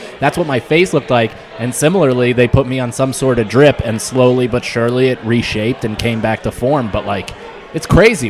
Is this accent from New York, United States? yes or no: yes; Rockland County, New York, United States; also born or lived in Fort Montgomery; Fourth grade, when I moved to Rockland County from Fort Montgomery, right outside of West Point